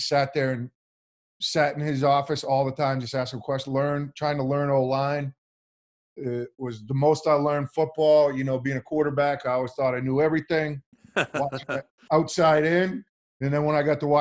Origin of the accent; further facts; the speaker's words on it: Maine, United States; moved away as an adult; I played quarterback at the University of Maine, home state. That's my home state university